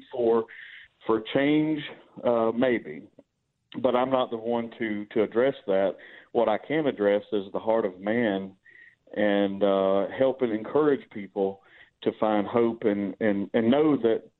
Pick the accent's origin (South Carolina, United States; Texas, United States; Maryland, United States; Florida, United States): South Carolina, United States; Charleston; I grew up in Charleston, South Carolina in the 60s